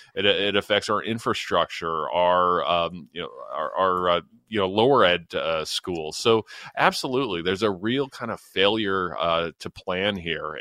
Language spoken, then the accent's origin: English; London, Ontario, Canada; my hometown of London, Ontario